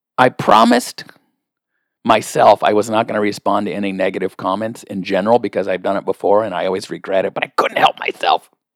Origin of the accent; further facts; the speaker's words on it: the Northwest, Pacific Northwest, United States; I'm from the Northwest.